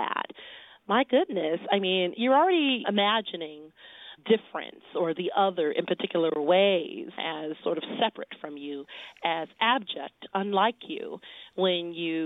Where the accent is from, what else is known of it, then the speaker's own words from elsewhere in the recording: Detroit, Michigan, United States; moved away; I grew up in Detroit